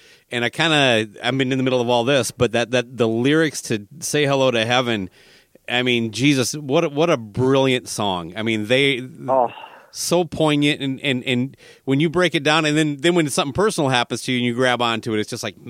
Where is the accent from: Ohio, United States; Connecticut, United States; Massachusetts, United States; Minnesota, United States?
Minnesota, United States; I'm in Minnesota. I'm born and raised. I'm calling you from St. Paul, Minnesota.